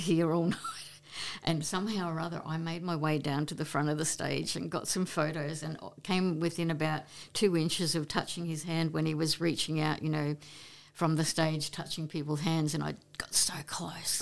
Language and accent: English; Queensland, Australia; now in Brisbane, Australia; we moved to Maribyrnong, um, moved in with my father's parents, and, um, I started schooling grade four there.